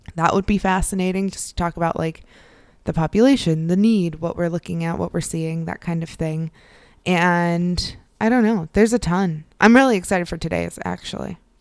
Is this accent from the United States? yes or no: yes; Midwest, United States; now in Northeastern United States; the Northeast where I am now and where I grew up in the Midwest